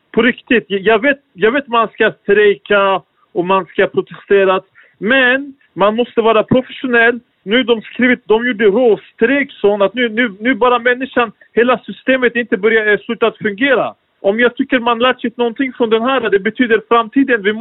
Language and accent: Swedish; Turkey; now in Sweden; jag kommer från, jag är från Turkiet